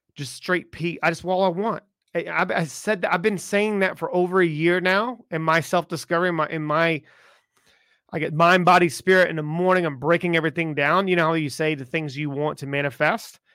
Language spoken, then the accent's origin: English; South Carolina, United States; I grew up in South Carolina